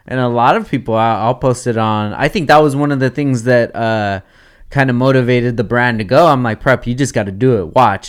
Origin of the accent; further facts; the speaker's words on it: Oxnard, California, United States; I want is to be in my hometown at my home skate park